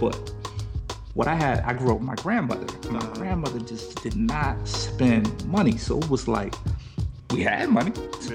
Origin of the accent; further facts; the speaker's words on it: Silver Spring, Maryland, United States; I'm from Silver Spring, Maryland